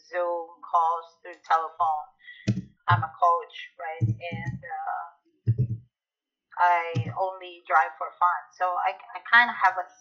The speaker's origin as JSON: {"language": "English", "country": "Philippines", "tie": "born or raised there", "also_born_or_lived": "Canada", "moved": "as an adult", "lives_now": "United States", "said": "where I grew up in the Philippines"}